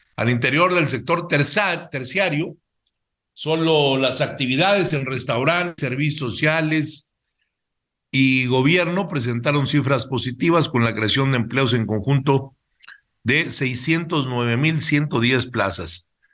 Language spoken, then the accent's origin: Spanish; Mexico; es un orgullo como mexicano